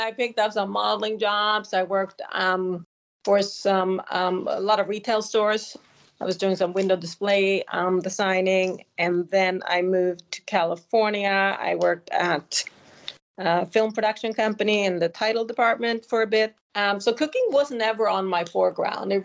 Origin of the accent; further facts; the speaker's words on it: Sweden; moved away; I grew up in Sweden